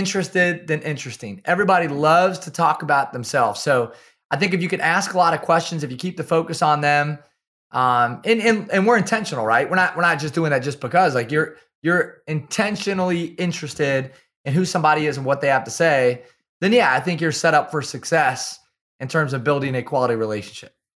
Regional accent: Kalona, Iowa, United States; I'm from small town Iowa. I grew up in Kelowna, Iowa

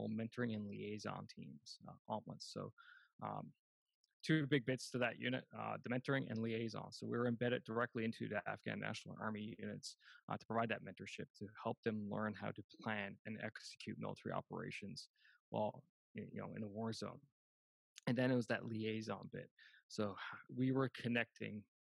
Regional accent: Canada; 2010, I came home to Canada

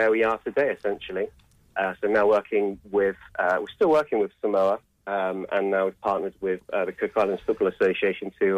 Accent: Reading, South East England, United Kingdom; now in Edinburgh, United Kingdom; I'm originally from Reading in England

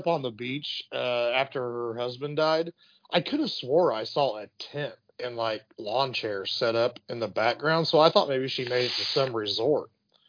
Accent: Southern Illinois, United States; I'm from Southern Illinois.

